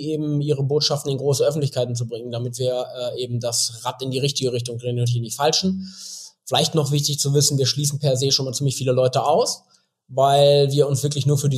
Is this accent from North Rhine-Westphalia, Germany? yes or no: yes; Bielefeld, North Rhine-Westphalia, Germany; moved away as an adult; Also, also ich bin gebürtiger Bielefelder, bin wie so viele, die aus so einer 350.000 Einwohnerstadt kommen, habe ich natürlich gedacht, so na, äh, nach dem Abi, so, du musst hier raus, du musst die Welt sehen